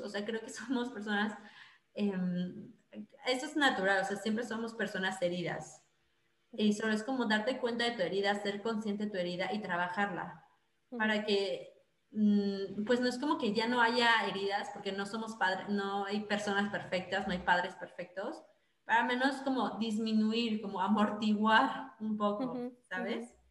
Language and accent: Spanish; Mexico; now in Netherlands; como mexicanos